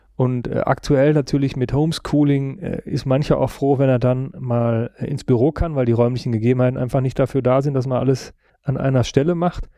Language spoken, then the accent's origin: German; western Münsterland, North Rhine-Westphalia, Germany; Da, wo ich herkomme, westliches Münsterland, 20.000 Einwohnerstadt